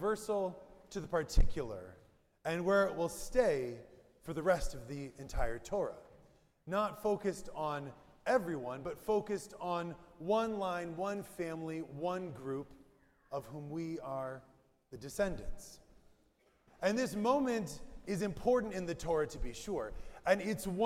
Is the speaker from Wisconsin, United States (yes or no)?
yes; Wisconsin, United States; Growing up in Wisconsin with not so few Jews, but not very many Jews around me, I have about 80 Jewish kids in my 3,000-person high school